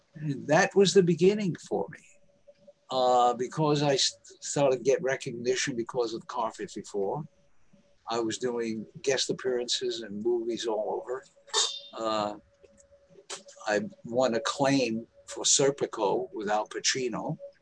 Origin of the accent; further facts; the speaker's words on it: New York City, New York, United States; I lived on the streets in Harlem. I'm from Harlem in New York